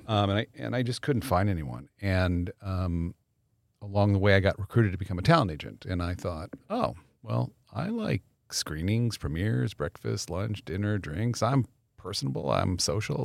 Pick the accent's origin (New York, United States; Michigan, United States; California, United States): California, United States; Los Angeles; I actually grew up here. I grew up in the valley. I was a North Hollywood High guy